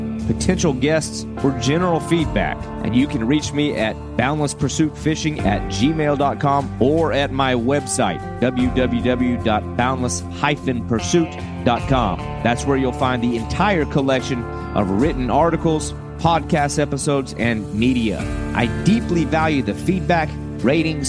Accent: just north of Charleston, South Carolina, United States; my hometown just north of there

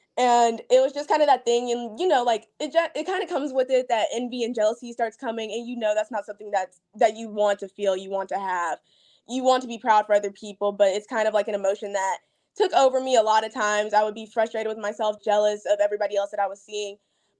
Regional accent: Huntsville, Alabama, United States; because I'm from Huntsville, which is really close to Florence. So that's like my hometown. I move a lot for my dad's job and stuff.

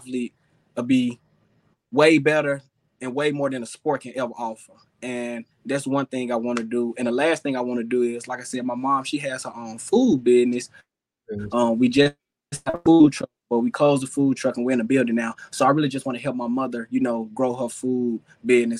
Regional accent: Jackson, Mississippi, United States; my hometown, Jackson, Mississippi.

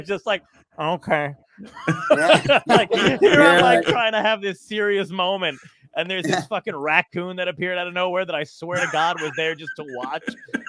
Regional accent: New York City, New York, United States; my family's Italian. I was born in Brooklyn. We got a large family.

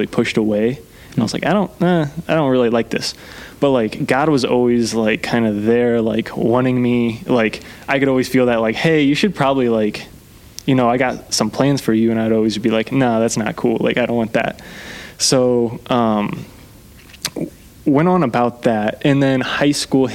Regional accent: Columbia City, Indiana, United States; Whole life. Born here. Grew up here

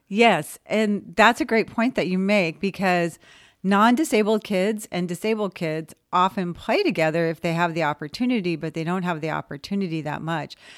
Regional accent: West Covina, California, United States; moved away as an adult; I was a non-disabled kid growing up in West Covina

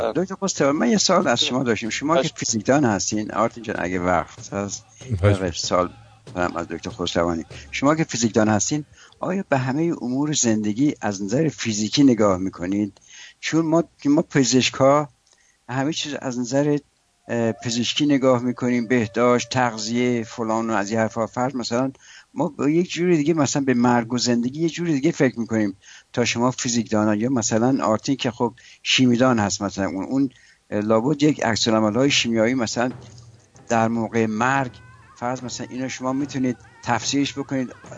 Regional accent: Shiraz, Fars, Iran; ما شیرازی هستیم

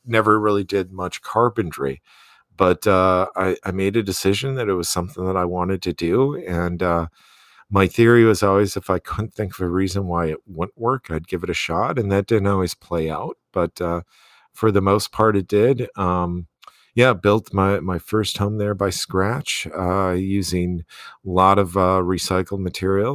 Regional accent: Wisconsin, United States; moved away as an adult; now in Bozeman, United States; I grew up in Wisconsin. I, I got my graduate degrees in Wisconsin.

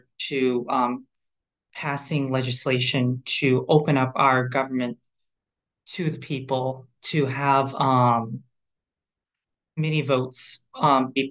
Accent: Central Massachusetts, United States; I'm from Central Massachusetts, which is a very rural place in Massachusetts

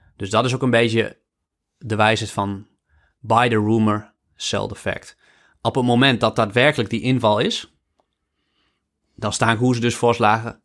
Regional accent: Netherlands; wij de baarmoederloterij gewoon hebben als Nederlanders. Wij hebben, nog, we hebben, we hebben altijd, altijd in een vrij land geleefd.

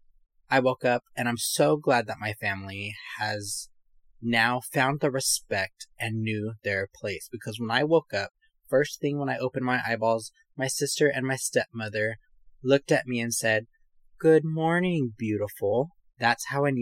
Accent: California, United States; accent: valley; I'm from here. But they told me I was very valley

